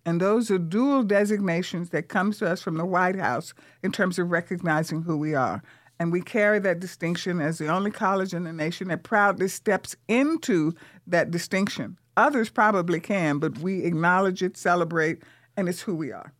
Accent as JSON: {"language": "English", "town": "Vicksburg", "region": "Mississippi", "country": "United States", "tie": "born or raised there", "moved": "yes", "lives_now": "San Antonio, United States", "said": "Vicksburg, Mississippi, from the segregated South where I grew up"}